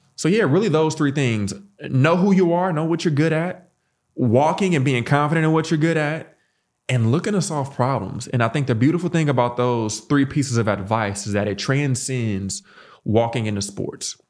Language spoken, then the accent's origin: English; St. Louis, Missouri, United States; born and raised in Saint Louis